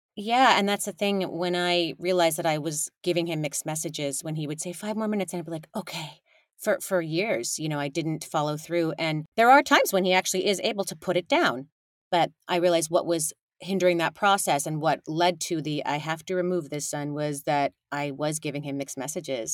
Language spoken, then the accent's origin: English; California, United States; I was raised in California by a big old messy immigrant family